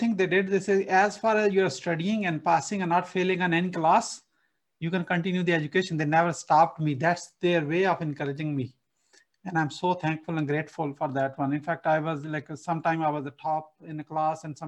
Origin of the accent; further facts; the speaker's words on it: Rahim Yar Khan, Punjab, Pakistan; English is a second language; moved away as an adult; also born or lived in Canada; now in Atlanta, United States; I was born in a remote village in a small city called Rahimyar Khan in Pakistan